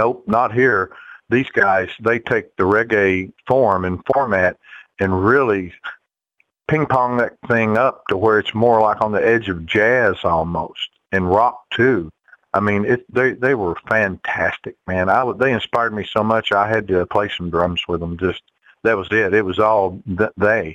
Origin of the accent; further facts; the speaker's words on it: Kentucky, United States; I'm from Kentucky